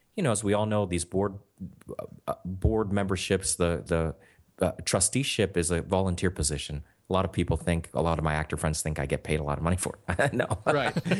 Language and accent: English; Pittsburgh, Pennsylvania, United States; moved away as an adult; also born or lived in New York; now in Los Angeles, United States; growing up in Pittsburgh